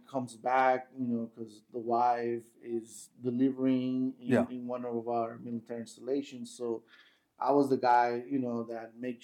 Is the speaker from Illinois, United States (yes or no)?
no; El Paso, Texas, United States; I'm from El Paso, Texas